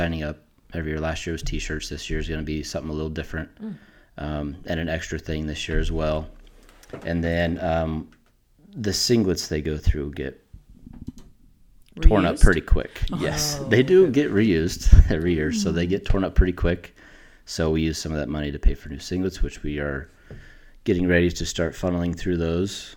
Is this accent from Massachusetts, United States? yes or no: no; McCook, Nebraska, United States; also born or lived in Norfolk, Nebraska; I was born and raised here in McCook